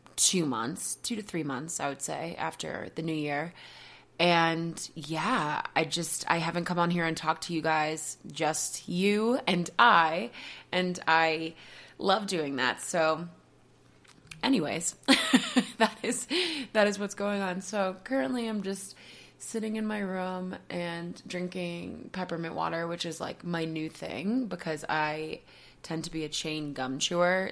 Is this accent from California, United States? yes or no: no; Marshfield, Massachusetts, United States; moved away as an adult; also born or lived in Boston; now in Colorado, United States; We left in September from my hometown of Marshfield